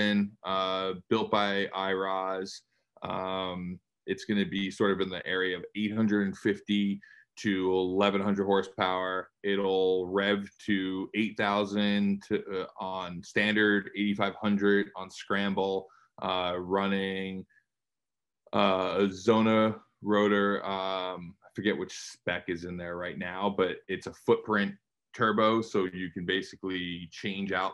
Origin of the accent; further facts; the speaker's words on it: New York, United States; moved away as an adult; I grew up in New York.